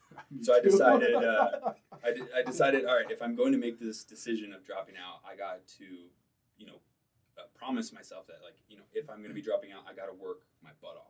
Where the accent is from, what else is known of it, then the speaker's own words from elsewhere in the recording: Detroit, Michigan, United States; moved away as an adult; now in Utah, United States; So I'm from Detroit. Originally, like a suburb of Detroit, like 40 minutes outside.